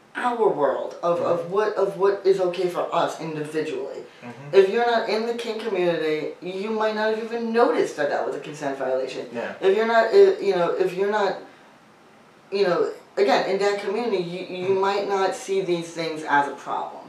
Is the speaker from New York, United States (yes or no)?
yes; New York, United States; I grew up in New York